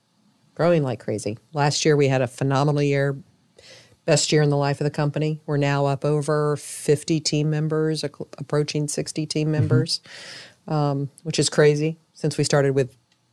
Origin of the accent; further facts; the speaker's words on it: Tampa, Florida, United States; I grew up in Tampa. Okay. I grew up in the early Buccaneer era.